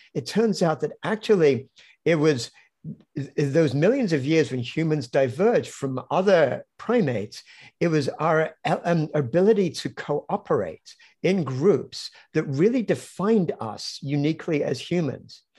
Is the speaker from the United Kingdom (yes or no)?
yes; London, United Kingdom; also born or lived in Cambridge; I grew up in London